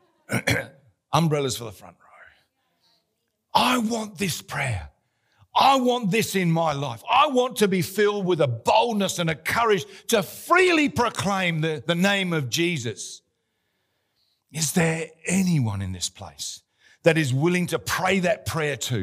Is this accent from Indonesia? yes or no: no; Australia; we're Australian